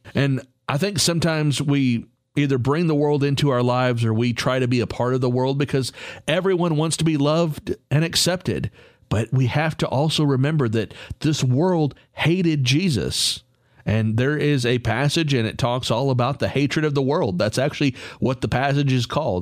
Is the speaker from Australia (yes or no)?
no; Texas, United States; I'm from Texas